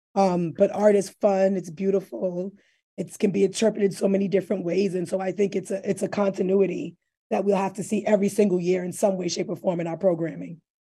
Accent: New York City, New York, United States; I'm not from New Haven, but I'm from the Bronx. I'm a hood girl

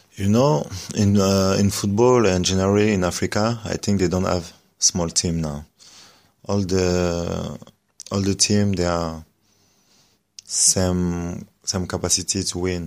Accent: France; English is a second language; I grew up in France

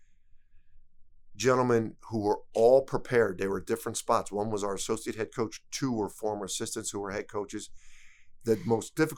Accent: Philadelphia, Pennsylvania, United States; It was my hometown team.

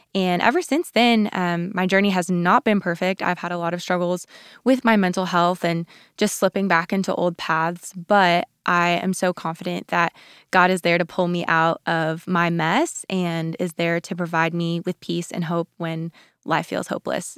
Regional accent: Colorado, United States; moved away as an adult; also born or lived in Texas; I grew up in Colorado

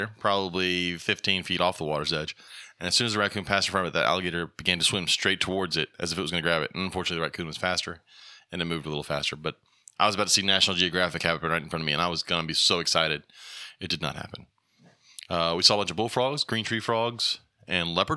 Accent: Louisiana, United States; moved away; I come from Louisiana

